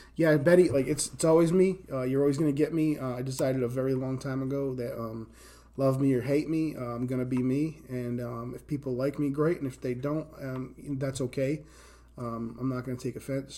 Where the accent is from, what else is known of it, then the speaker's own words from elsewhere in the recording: Rhode Island, United States; accent: East Coast; now in Indiana, United States; I grew up in Rhode Island